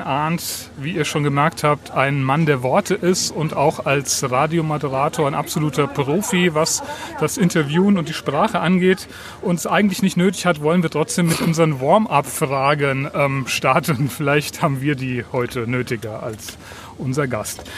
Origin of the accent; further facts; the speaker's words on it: Southern Germany, Germany; also born or lived in Schleswig-Holstein; now in Schleswig, Germany; als geborener Süddeutscher